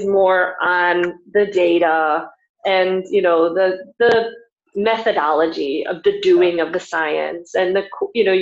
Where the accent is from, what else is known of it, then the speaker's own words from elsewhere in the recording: United States; moved away as an adult; coming back to where I grew up in the United States and working at the high school that I graduated from.